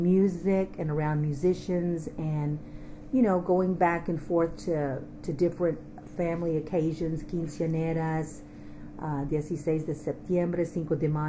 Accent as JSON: {"language": "English", "town": "Austin", "region": "Texas", "country": "United States", "tie": "born or raised there", "also_born_or_lived": "Fort Worth, Texas", "said": "I was born in Fort Worth, Texas in 1957. My dad was a musician and had traveled to Fort Worth to do some work up there, and that's where I was born, but was raised in Austin"}